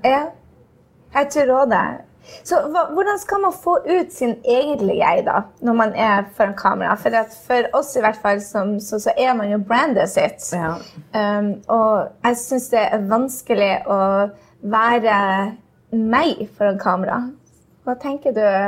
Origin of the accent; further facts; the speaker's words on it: Norway; now in New York, United States; Jeg var nettopp hjemme i Norge hvor jeg eh, var nervøs for et skoletreff